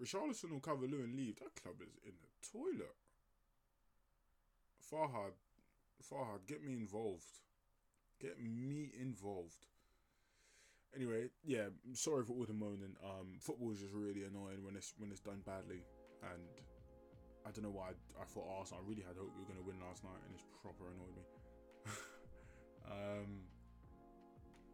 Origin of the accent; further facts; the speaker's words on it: Nigeria; as a Nigerian myself